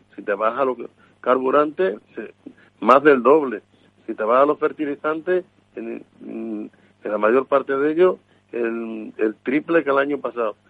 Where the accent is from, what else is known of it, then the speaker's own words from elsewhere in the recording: Extremadura, Spain; yo que soy de Extremadura